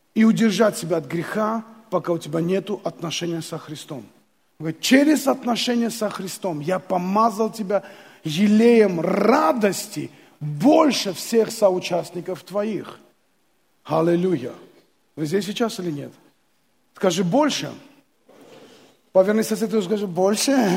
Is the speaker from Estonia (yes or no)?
no; Armenia; moved away as an adult; also born or lived in Abakan, Russia; мы с женой приехали из Армении, хотя и голодная была у нас Армения – тогда